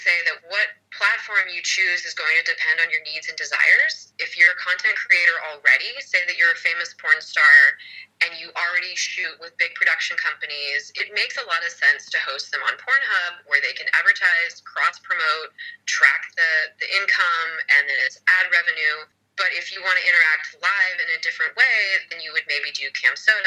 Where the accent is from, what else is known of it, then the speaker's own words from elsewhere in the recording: California, United States; moved away as an adult; my home state where I was born and raised for the first 22 years of my life of California